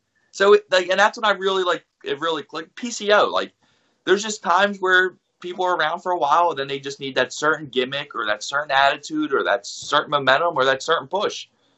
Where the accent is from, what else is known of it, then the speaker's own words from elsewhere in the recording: Philadelphia, Pennsylvania, United States; And the best, not Pat's or Gino's, because I'm from Philly, so I'm going to tell you that right now.